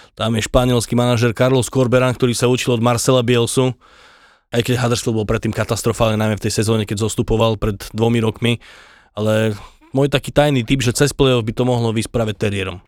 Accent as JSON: {"language": "Slovak", "town": "Pusté Úľany", "region": "Trnava Region", "country": "Slovakia", "said": "ja som z Pusty Ulan"}